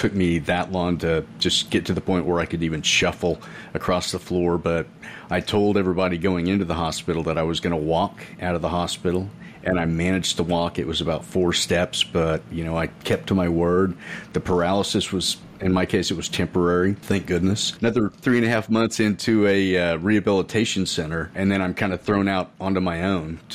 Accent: Edmond, Oklahoma, United States; first language English; I'm from Edmond, Oklahoma in the United States

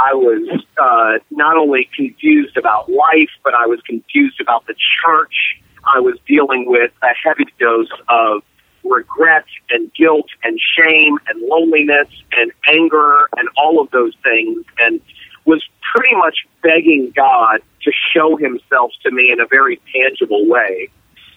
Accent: Fort Lauderdale, Florida, United States; moved away as an adult; now in Orlando, United States; I moved from my hometown of Fort Lauderdale to Orlando

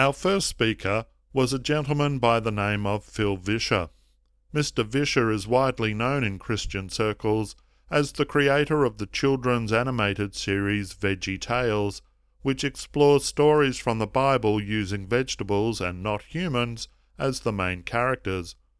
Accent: Melbourne, Victoria, Australia; here in my hometown of Melbourne

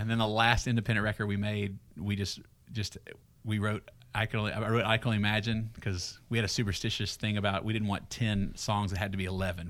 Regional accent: Greenville, Texas, United States; moved away as an adult; now in Franklin, United States; I grew up in Greenville, Texas, about forty-eight miles northeast of Dallas.

